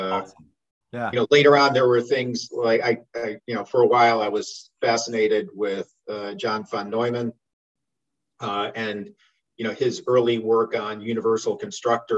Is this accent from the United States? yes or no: yes; Cleveland, Ohio, United States; also born or lived in Arizona; I was born in 1959 in Cleveland, Ohio